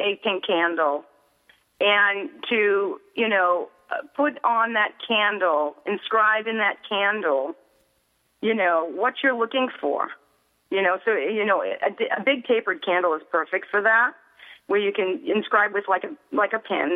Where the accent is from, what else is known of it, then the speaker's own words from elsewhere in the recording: Boston, Massachusetts, United States; I'm from Boston